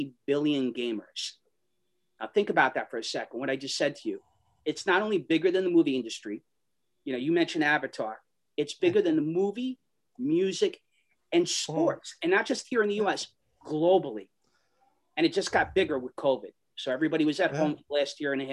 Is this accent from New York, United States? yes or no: yes; New York City, New York, United States; we grew up in Astoria